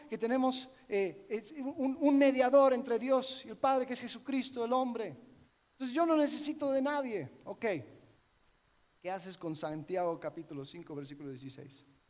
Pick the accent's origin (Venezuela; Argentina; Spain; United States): United States; Miami, Florida; Yo crecí en una iglesia donde, en, Miami donde habían muchas naciones representadas